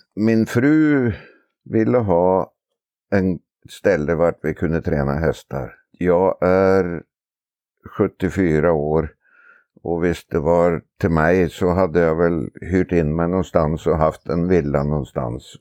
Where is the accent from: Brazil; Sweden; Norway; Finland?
Norway; Oslo; moved away as an adult; Jag är från Oslo från början och eh, växte upp innanför staketet på travbanan faktiskt